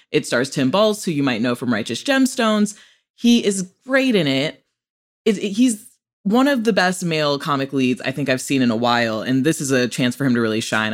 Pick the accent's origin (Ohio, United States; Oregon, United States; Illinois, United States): Illinois, United States; Rockford; also born or lived in Chicago, Illinois; I'm from Rockford, Illinois, a true Rockford peach.